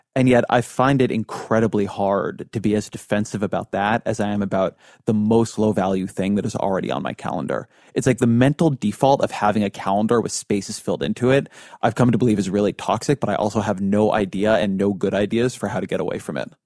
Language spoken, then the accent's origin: English; Irvine, California, United States; my, to my hometown